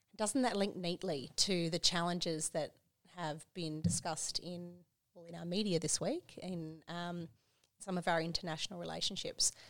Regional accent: Queensland, Australia; I'm from Queensland

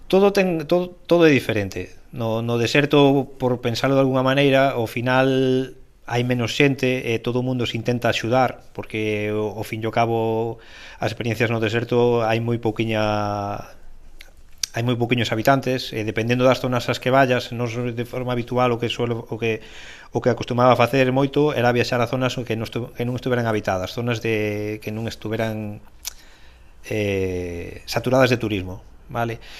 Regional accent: Galicia, Spain; nacín en Galicia

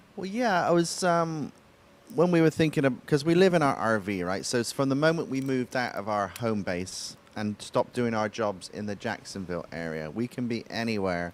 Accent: West Country, South West England, United Kingdom; accent: West Country farmer's accent; now in United States; So the part of England I come from is a place called the West Country

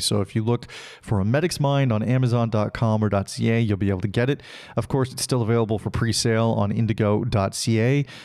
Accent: Salmon Arm, British Columbia, Canada; moved away; my hometown of Salmonor, British Columbia

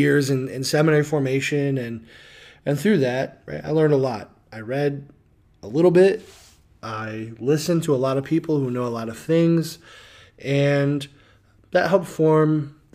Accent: Loves Park, Illinois, United States; So I grew up in Rockford, Illinois, in Loves Park, city with a heart, and raised by two awesome

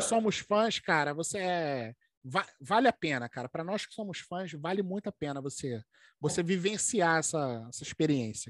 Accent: Rio de Janeiro, Brazil; Nós somos do Brasil.

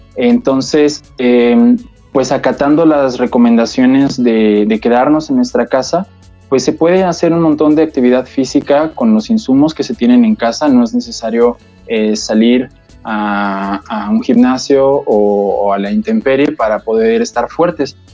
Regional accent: Mexico; como mexicanos

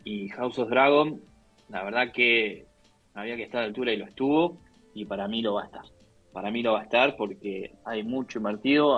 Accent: Argentina; como argentinos

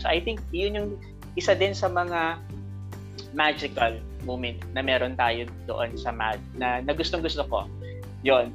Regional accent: Rizal province, Calabarzon, Philippines; dito na tayo sa Rizal province um, nakatira. Dito tayo pinanganak.

